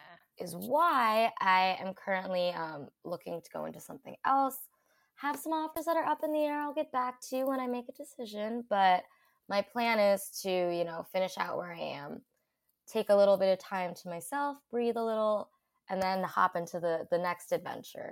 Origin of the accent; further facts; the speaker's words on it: outside of Philadelphia, Pennsylvania, United States; moved away as an adult; also born or lived in Guangdong, China; now in New York City, United States; So I grew up outside of Philadelphia in the suburbs, about like 40 minutes outside